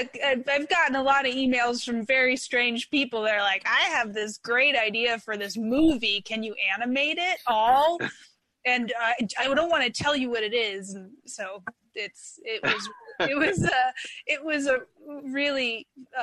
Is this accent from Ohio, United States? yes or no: no; Philadelphia, Pennsylvania, United States; now in Bay Area, United States; I grew up in Philadelphia